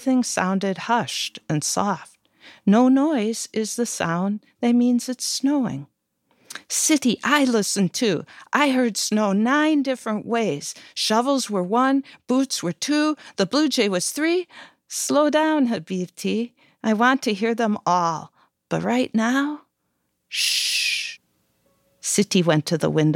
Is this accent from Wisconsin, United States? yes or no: yes; Wisconsin, United States; I grew up in Wisconsin and we had very snowy winters